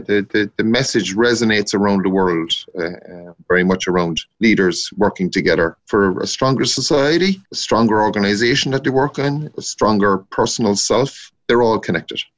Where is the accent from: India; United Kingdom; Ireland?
Ireland; North Cork, Munster; moved away as an adult; now in Dublin, Ireland; I'm a Corkman from North Cork